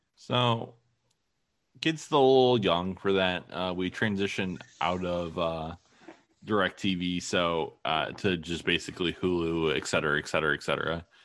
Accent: Toledo, Ohio, United States; also born or lived in Maine / Madison, Wisconsin; my wife and I are both from Toledo, more or less. Uh, you know, I was born in Maine, but I still just tell people I'm from Toledo.

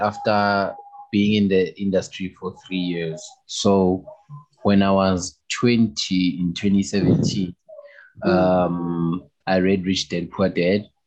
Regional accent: Kempton Park, Gauteng, South Africa; I was born and raised in Kempton Park, Kempton Park, Tembisa

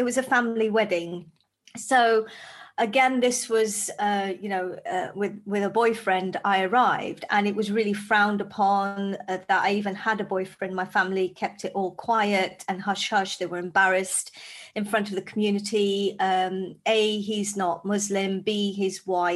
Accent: Zambia; now in United Kingdom; I grew up in Zambia in Africa

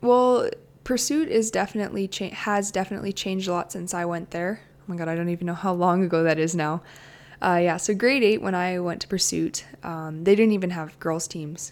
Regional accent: Medicine Hat, Alberta, Canada; also born or lived in Calgary; growing up in Medicine Hat

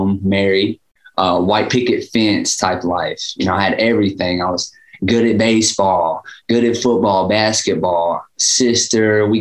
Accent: Dickson, Tennessee, United States; also born or lived in Gallatin, Tennessee; I moved to a place called Dixon, Tennessee when I was like 3

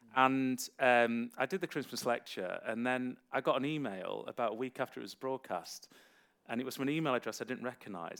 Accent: Derby, East Midlands, United Kingdom; a city college I attended in uh, in my hometown of Derby

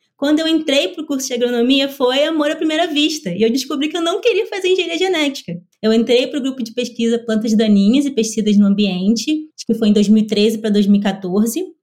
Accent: Belford Roxo, Rio de Janeiro, Brazil; sou natural do Rio de Janeiro, da Baixada Fluminense, Belfor Roxo.

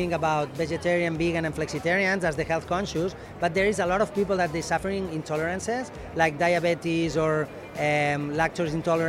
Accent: Lleida, Catalonia, Spain; Lleida, my hometown

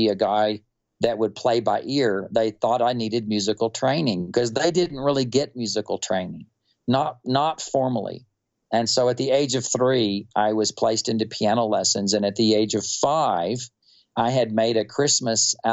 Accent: Wichita Falls, Texas, United States; I was born and raised in North Texas. I was born in Wichita Falls

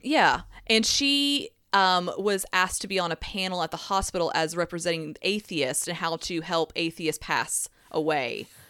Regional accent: Tennessee, United States; accent: a little twang

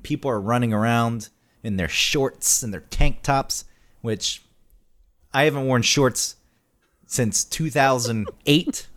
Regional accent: Georgia, United States; moved away; also born or lived in Newburgh, New York; growing up in Georgia

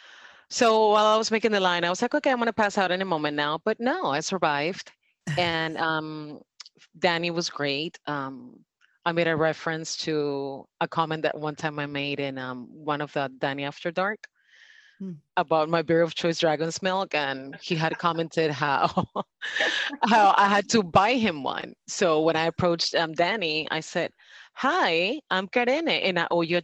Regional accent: Panama; now in South Florida, United States; I'm originally from Panama.

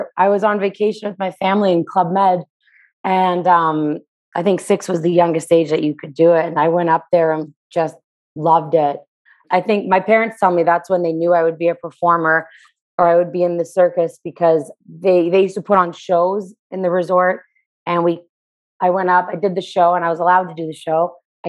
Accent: Toronto, Ontario, Canada; Toronto, Canada.

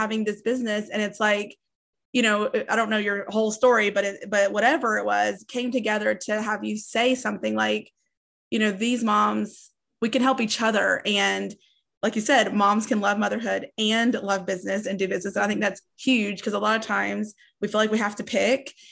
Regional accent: East Tennessee, United States; also born or lived in Nashville, Tennessee; I'm in Nashville, but I grew up in East Tennessee where it's kind of rural, like, low income.

